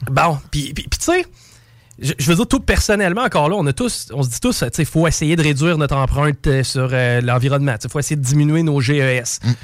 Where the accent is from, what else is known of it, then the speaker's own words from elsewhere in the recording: Quebec, Canada; En tant que Québécois